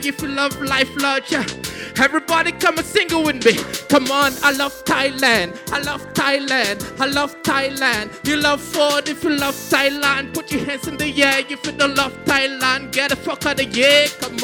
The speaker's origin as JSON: {"language": "English", "country": "Cameroon", "said": "I'm from Cameroon"}